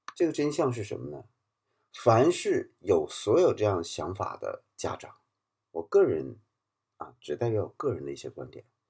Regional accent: China; moved away as an adult; now in Malta; 我们来自国内的这个社群

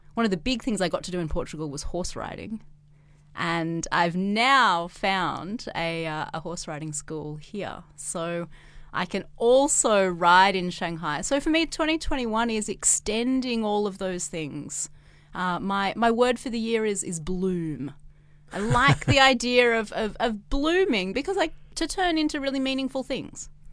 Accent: Australia; now in China

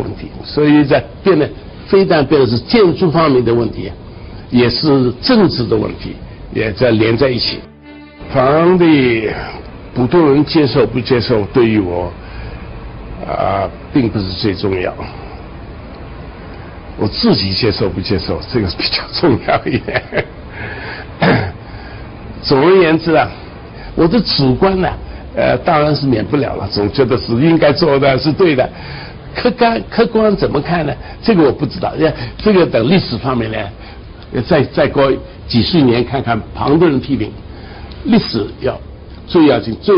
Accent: China; now in United States; 我是中国人，我在美国去的中国人

